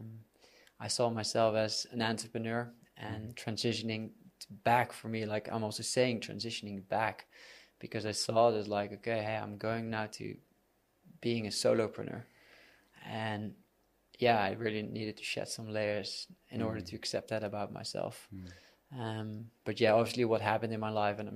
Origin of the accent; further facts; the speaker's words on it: Netherlands; moved away as an adult; now in Bali, Indonesia; I'm from the Netherlands. I moved to Bali 6 years ago.